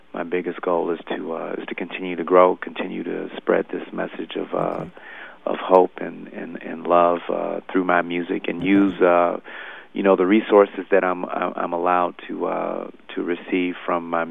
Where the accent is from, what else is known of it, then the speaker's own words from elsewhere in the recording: Nashville, Tennessee, United States; I was born in Nashville